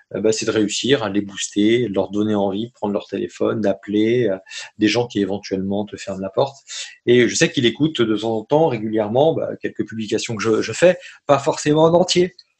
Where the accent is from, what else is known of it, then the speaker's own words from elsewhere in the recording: France; moi, français, tu vois, dans ma dans mon petit pays magnifique que j'adore